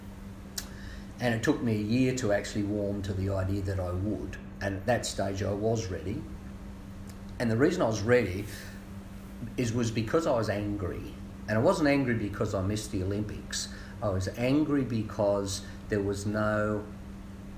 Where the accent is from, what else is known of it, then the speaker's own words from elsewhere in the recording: Singleton, New South Wales, Australia; also born or lived in Newcastle; growing up in Singleton as a kid